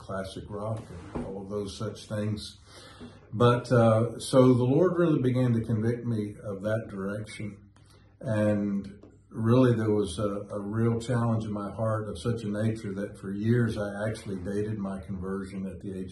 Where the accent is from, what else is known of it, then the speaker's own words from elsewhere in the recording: Winston-Salem, North Carolina, United States; moved away; It's actually my hometown, but we moved to Winston when I was 25